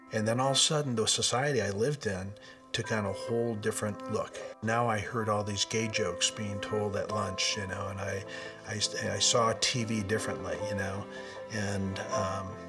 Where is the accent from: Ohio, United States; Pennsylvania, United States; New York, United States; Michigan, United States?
Michigan, United States; we're from Michigan